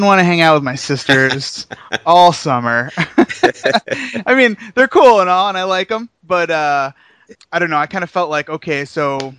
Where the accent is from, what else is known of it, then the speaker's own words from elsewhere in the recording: New Jersey, United States; moved away as an adult; also born or lived in Sarasota, Florida; I'm originally from New Jersey.